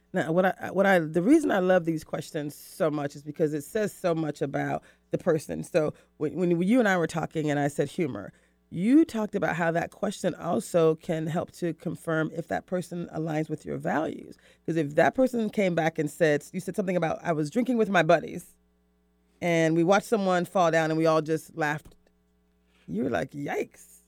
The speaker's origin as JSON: {"language": "English", "region": "the South", "country": "United States", "said": "I'm from, I'm from the South"}